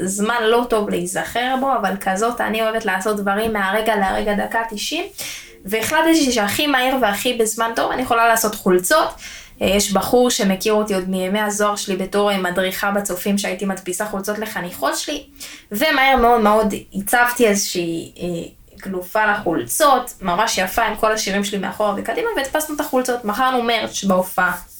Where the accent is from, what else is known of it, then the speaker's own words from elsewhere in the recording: Israel; בתור ישראלים